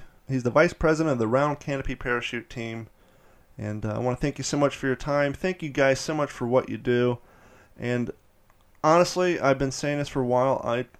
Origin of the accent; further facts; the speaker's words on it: Columbus, Ohio, United States; I'm from Columbus